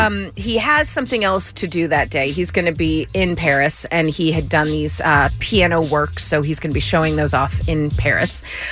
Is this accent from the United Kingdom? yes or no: yes; England, United Kingdom; We've had it explained to us, so it's cool, but we don't really understand it as English people.